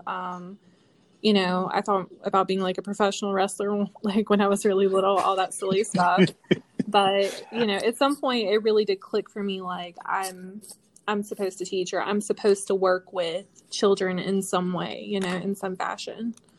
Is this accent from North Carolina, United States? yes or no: yes; North Carolina, United States; I'm from North Carolina